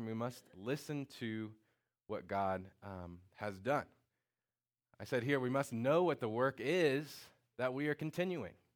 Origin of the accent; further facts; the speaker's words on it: Indiana, United States; I'm from Indiana